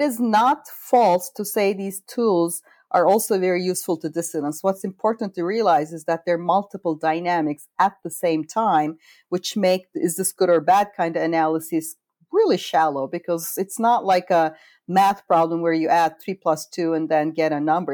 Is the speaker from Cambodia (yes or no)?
no; Istanbul, Turkey; moved away; this is literally happening in my home country a couple of blocks from where I was born.